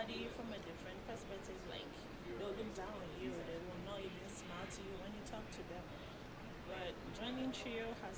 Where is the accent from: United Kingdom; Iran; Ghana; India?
Ghana; now in Aurora, United States; I'm an immigrant from Ghana.